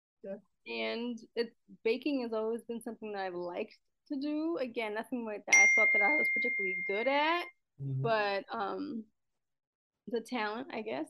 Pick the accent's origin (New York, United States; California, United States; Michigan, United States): New York, United States; New York City; But no, I'm born and raised in Brooklyn. I live in Brooklyn, raising my family in Brooklyn.